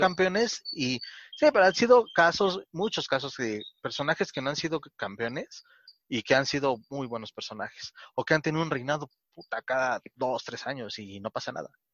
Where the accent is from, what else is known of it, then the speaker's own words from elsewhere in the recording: Mexico; no nos gusta como mexicanos